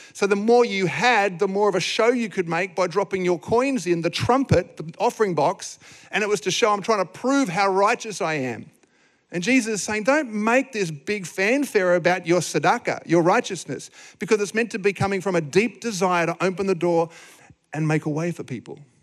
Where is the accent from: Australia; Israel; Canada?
Australia; Sydney, New South Wales; moved away as an adult; now in Gold Coast, Australia; We grew up in Sydney.